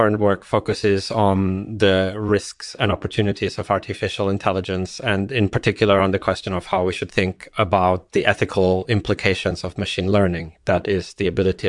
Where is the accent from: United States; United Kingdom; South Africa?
United Kingdom; England; born there; I was born in England in 1963 and grew up in a relatively secular household